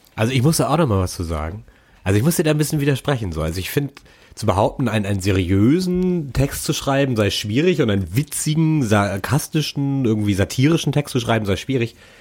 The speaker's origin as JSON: {"language": "German", "country": "Germany", "said": "als Deutscher"}